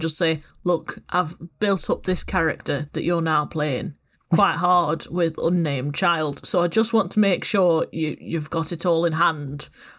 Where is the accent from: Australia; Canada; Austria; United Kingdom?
United Kingdom; the north of England; accent: northern; both me and Sarah are northern.